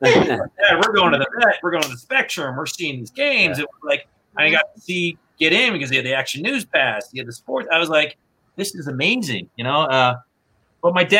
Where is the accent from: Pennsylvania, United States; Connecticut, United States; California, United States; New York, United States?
Pennsylvania, United States; Philadelphia; moved away; growing up in the Philadelphia area with him